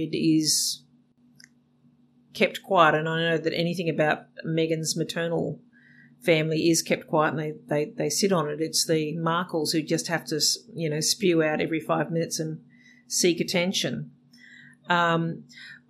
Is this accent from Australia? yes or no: yes; Australia